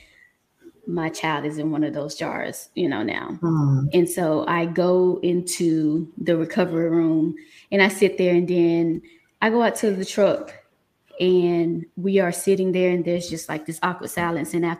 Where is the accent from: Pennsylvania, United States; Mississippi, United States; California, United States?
Mississippi, United States; now in Atlanta, United States; I'm originally from Mississippi, so born and raised, bred, you know, country girl, but decided to move